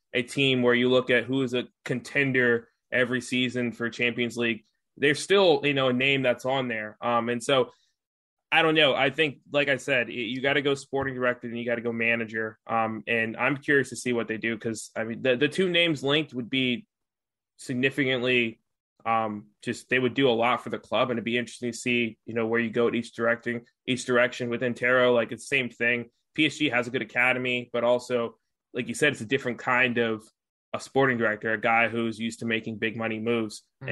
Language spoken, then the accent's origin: English; United States; as an American